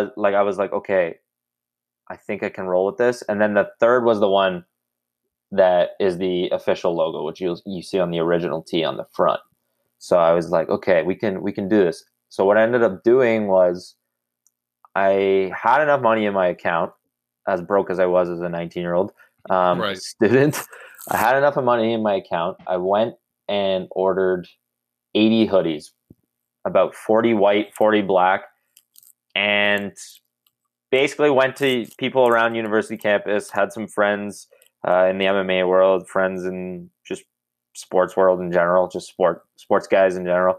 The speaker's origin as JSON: {"language": "English", "town": "Ottawa", "region": "Ontario", "country": "Canada", "tie": "born or raised there", "said": "I'm actually from Ottawa, Canada, born and raised, 24 years old"}